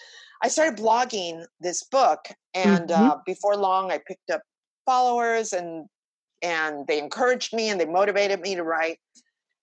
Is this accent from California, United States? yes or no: yes; Los Angeles, California, United States; growing up in East LA during the 60s and 70s